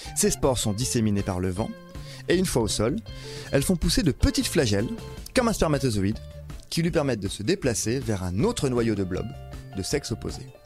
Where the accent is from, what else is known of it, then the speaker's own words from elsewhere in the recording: France; chez nous, en France